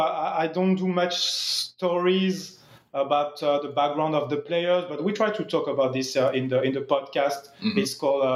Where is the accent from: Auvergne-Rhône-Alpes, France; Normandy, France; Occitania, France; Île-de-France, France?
Auvergne-Rhône-Alpes, France; Lyon; English is a second language; moved away as an adult; also born or lived in Canada; now in Toronto, Canada; My name sounds a little Quebecois, but actually I'm not from Montreal. I'm not even Canadian. I'm from France. Mm-hmm. As you said, I'm from Lyon. I've been working as a journalist in France for like 10 years before coming to Canada with my wife.